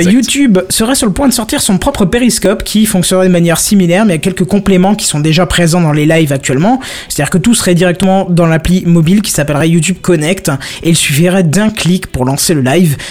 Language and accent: French; Moselle and Alsace, Grand Est, France; on vient de Moselle et Alsace principalement.